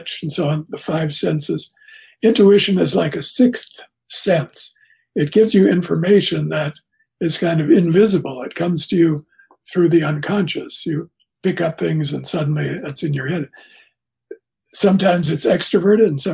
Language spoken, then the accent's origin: English; Canada; I'm Canadian